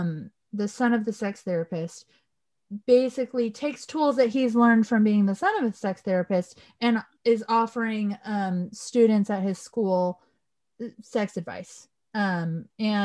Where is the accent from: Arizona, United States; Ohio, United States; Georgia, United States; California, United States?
California, United States; Southern; I grew up in Southern California, where we have a very large Mexican population